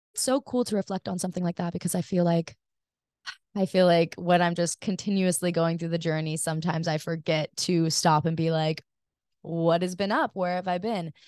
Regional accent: Hawaii, United States; growing up in Hawaii

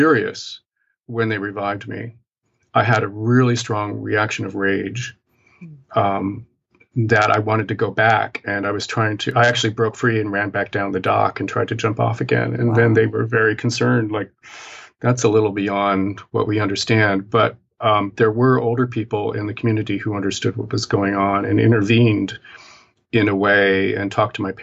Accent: Appalachian Mountains, United States; now in New York City, United States; the culture that I grew up in the Appalachian Mountains in the United States, and very, very remote, hilly, mountainous area

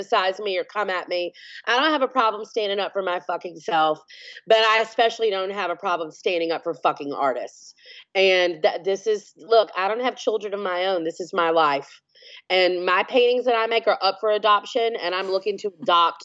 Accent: Alabama, United States; I'm from Alabama

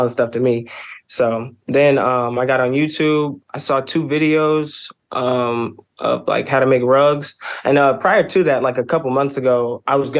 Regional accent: Raleigh, North Carolina, United States; I'm from Raleigh, North Carolina

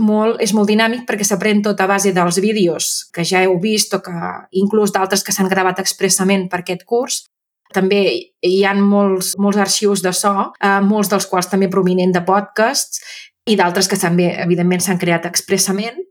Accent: Súria, Catalonia, Spain; moved away as an adult; now in Manresa, Spain; sóc de Súria, els mm -hmm. meus pares viuen a Súria i sóc de Súria tota la vida

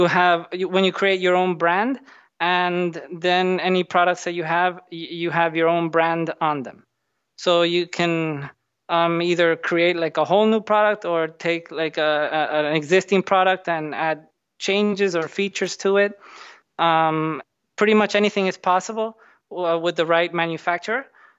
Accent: Dominican Republic; moved away as an adult; also born or lived in New Jersey, United States; So I grew up in the Dominican Republic, and I did all my schooling and everything there. But then I went to the U.S., to New Jersey, to do my university.

